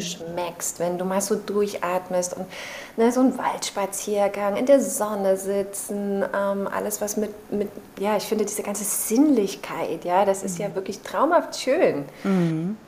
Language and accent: German; Chemnitz, Saxony, Germany; moved away; also born or lived in Berlin; in meiner Heimatstadt Chemnitz